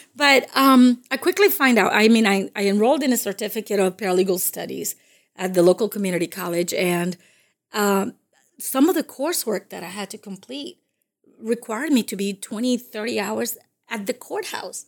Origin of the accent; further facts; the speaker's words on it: Dominican Republic; first language Spanish; English is a second language; also born or lived in Massachusetts; now in United States; I'm from the Dominican Republic, and, uh, I came to this country in the late seventies.